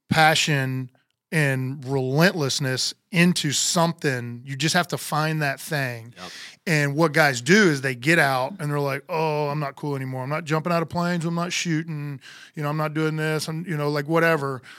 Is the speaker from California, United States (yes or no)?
no; Homestead, Florida, United States; born there; Uh, I was born in Homestead, Florida, which is down south of Miami.